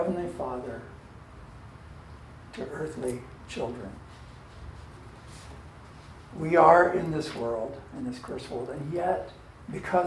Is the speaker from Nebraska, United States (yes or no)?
yes; Holdrege, Nebraska, United States; moved away; I grew up in Nebraska